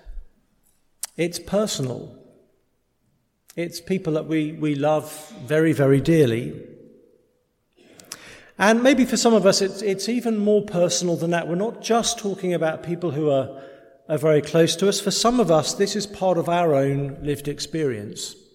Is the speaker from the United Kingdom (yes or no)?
yes; England, United Kingdom; We're English